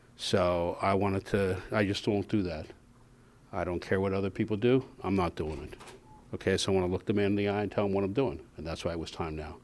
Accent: Pittsburgh, Pennsylvania, United States; moved away; I'm obviously from Pittsburgh, which, which you guys know. I was with the Steelers for a lot of years, and obviously there's a toughness and discipline that's, um, known for that city and for that team. And so I'm not gonna ignore that, and it's something I, I grew up

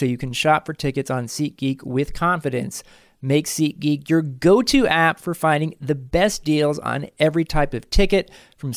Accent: United States; an American

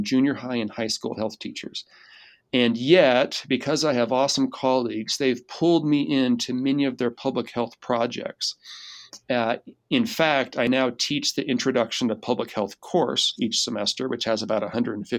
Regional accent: Seattle, Washington, United States; moved away as an adult; also born or lived in Utah; I'm from Seattle

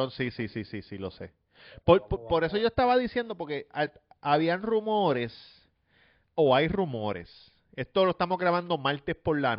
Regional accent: Comerío, Puerto Rico; Yo, yo soy de Comerío

